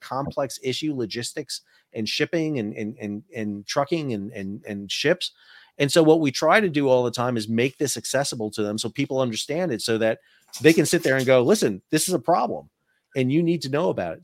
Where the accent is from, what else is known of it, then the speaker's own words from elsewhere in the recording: New York, United States; moved away; I'm from New York originally